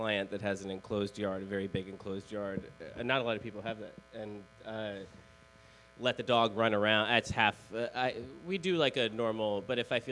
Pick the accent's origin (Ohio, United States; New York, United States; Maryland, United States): Maryland, United States; Baltimore; I'm from Baltimore